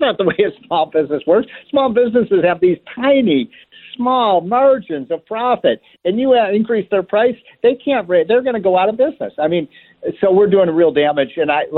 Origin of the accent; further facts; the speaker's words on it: Chicago, Illinois, United States; I come from Chicago.